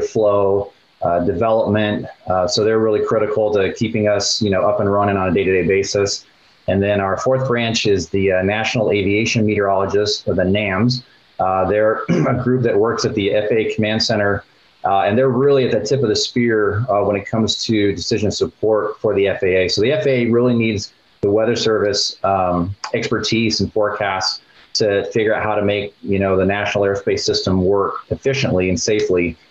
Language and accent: English; Colorado, United States; moved away as an adult; Growing up in Colorado